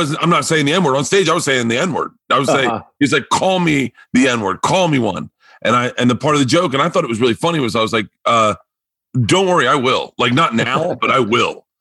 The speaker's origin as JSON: {"language": "English", "region": "Florida", "country": "United States", "also_born_or_lived": "New York / Los Angeles", "moved": "as an adult", "said": "I'm a kid from Florida who's blind"}